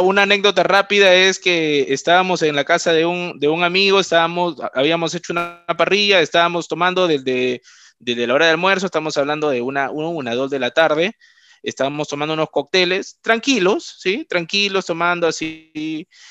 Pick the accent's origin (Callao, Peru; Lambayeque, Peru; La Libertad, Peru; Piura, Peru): La Libertad, Peru; Trujillo; yo soy de Trujillo